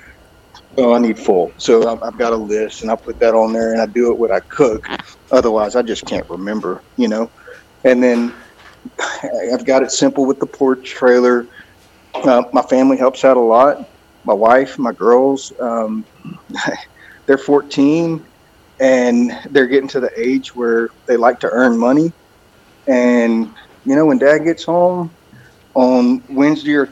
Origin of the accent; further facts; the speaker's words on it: Sour Lake, Texas, United States; now in Bandera, United States; I grew up in Sour Lake, Texas my whole life up until earlier this year